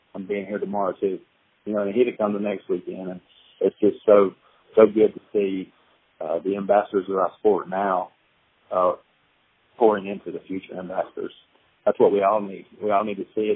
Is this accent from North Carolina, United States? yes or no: yes; North Carolina, United States; growing up in North Carolina